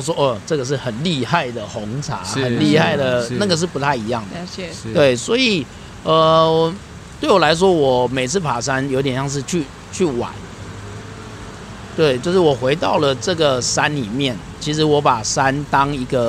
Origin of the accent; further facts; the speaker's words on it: Taiwan; 我从小在沿海乡下长大，